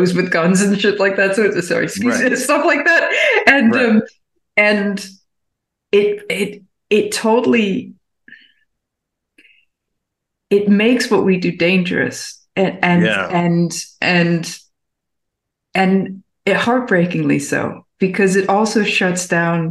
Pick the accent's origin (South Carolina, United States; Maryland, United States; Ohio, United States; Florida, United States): Maryland, United States; Baltimore; now in Berlin, Germany; I'm from Baltimore originally